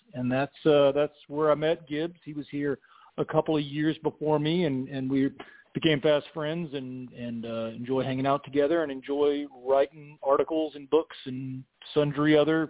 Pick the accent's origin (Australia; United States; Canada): United States; South Carolina; moved away as an adult; also born or lived in Greenville, South Carolina / Spartanburg, South Carolina / Virginia / Tennessee; now in North Carolina, United States; I grew up in South Carolina. Was born in Greenville, lived in Spartanburg, and lived in Virginia for a while. Went to college at Winthrop in Rock Hill, South Carolina.